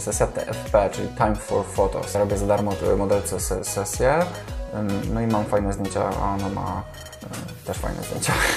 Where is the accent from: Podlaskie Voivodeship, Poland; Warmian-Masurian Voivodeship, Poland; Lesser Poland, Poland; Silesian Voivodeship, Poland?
Lesser Poland, Poland; Kraków; Jestem z Krakowa, jak pewnie wiesz, nie należy to do najmniejszych miast.